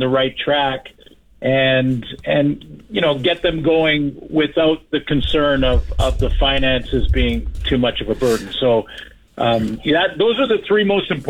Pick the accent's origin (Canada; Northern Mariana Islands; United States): Canada; Prince George, British Columbia; also born or lived in Vancouver; little kid growing up in Prince George first and then in Vancouver second for high school